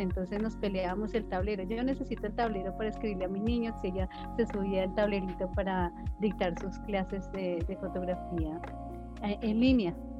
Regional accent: Tolima, Colombia; En mi casa, mis padres, nosotros somos del Tolima, y la gente del Tolima habla duro, habla fuerte.

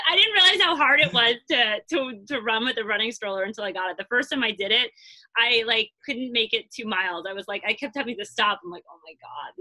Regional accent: Long Island, New York, United States; moved away as an adult; now in Brooklyn, United States; I I grew up in Long Island.

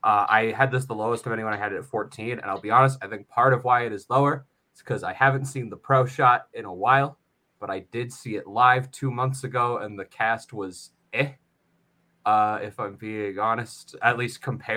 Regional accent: Canada; I'm from Canada.

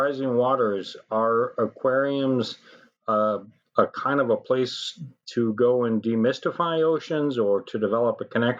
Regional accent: Boston, Massachusetts, United States; moved away; I grew up in Boston

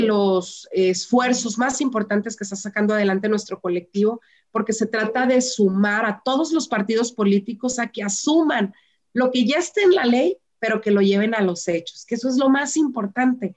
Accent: Mexico; Las mujeres somos el motor de México

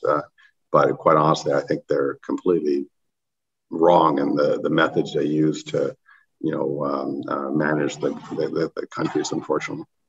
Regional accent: Canada; I'm a Canadian

